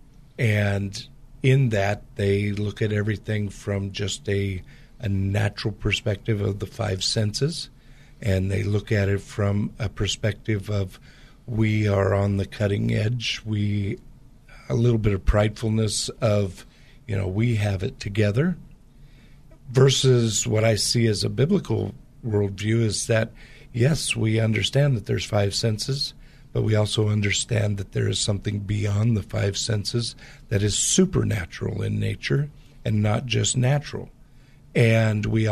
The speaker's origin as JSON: {"language": "English", "area": "Portland area", "region": "Pacific Northwest", "country": "United States", "tie": "born or raised there", "said": "I grew up in the Pacific Northwest, which has a lot of the same type of culture in the Portland area as the Bay Area does"}